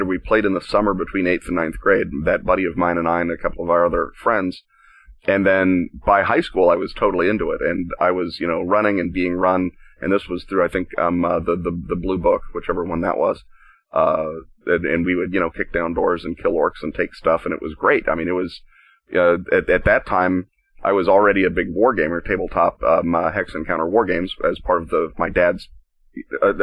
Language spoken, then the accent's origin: English; Oklahoma City, Oklahoma, United States; moved away; also born or lived in Chicago; I grew up in Oklahoma City, Oklahoma, which is a delightful place to grow up.